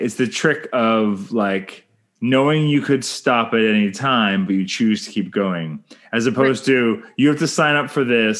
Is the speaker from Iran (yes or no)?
no; Canada; I'm Canadian filmmaker